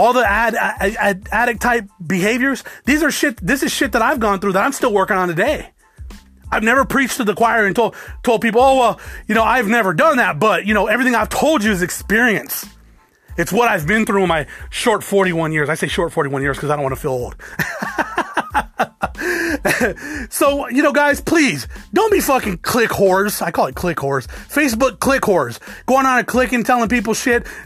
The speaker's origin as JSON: {"language": "English", "country": "United States", "also_born_or_lived": "Alabama", "lives_now": "Arizona, United States", "said": "I'm an American"}